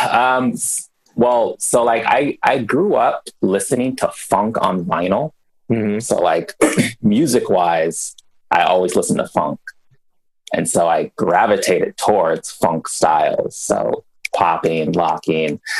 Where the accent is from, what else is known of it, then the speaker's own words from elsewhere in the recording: New Mexico, United States; born there; also born or lived in Germany / Bay Area; Born in New Mexico, uh, military parents. So from New Mexico, uh, jumped over to Germany for a couple of years, and then landed in the Bay Area after Germany.